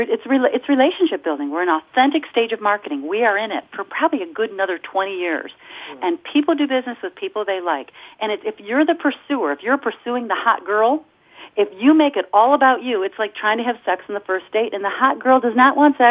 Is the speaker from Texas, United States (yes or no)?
no; Michigan, United States; I'm from the Michigan area